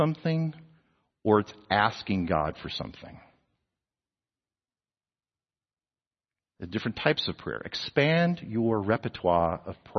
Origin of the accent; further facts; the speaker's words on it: New Jersey, United States; now in Texas, United States; I was a New Jerseyan, you know, but now I'm a Texan. I've been here longer in Texas than we've been in New Jersey